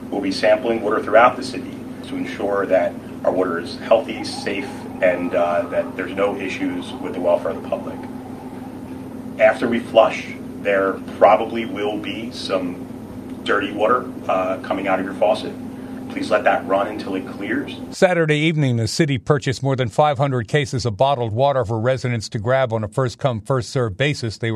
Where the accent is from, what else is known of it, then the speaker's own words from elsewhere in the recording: Puerto Rico; In Puerto Rico, I'm from Puerto Rico. Usually, you did not receive gifts on Christmas